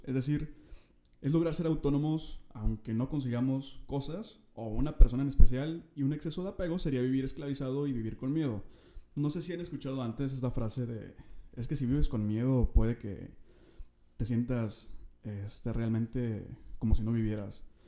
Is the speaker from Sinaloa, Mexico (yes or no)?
no; Monterrey, Nuevo León, Mexico; soy de Monterrey